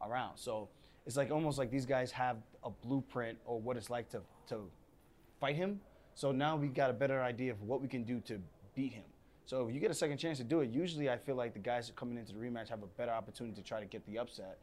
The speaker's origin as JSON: {"language": "English", "country": "United States", "tie": "born or raised there", "said": "I wasn't actually born in Jamaica. My parents were and my grandparents. So for everyone who keeps trying to say, but you're American. Yes, I'm American raised."}